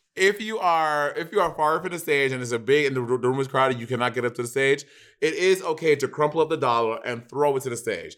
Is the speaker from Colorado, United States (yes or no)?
no; New York, United States; I'm from New York